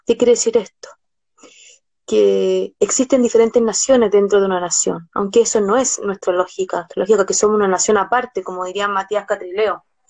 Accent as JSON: {"language": "Spanish", "country": "Chile"}